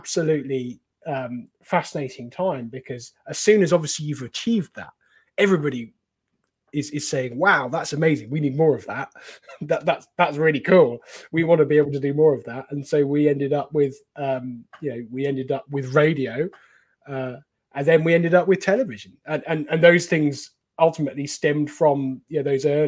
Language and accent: English; Cornwall, South West England, United Kingdom; I grew up in Cornwall, near Poldhu